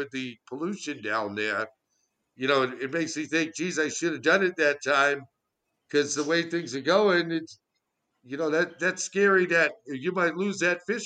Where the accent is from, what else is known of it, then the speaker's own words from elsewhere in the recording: Beverly, Massachusetts, United States; I live in Beverly, which is my hometown